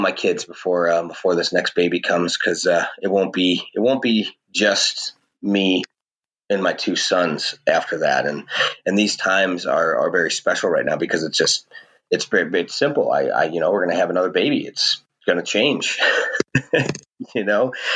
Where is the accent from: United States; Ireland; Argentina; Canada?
United States; St. Louis, Missouri; I'm a hillbilly from St. Louis, Missouri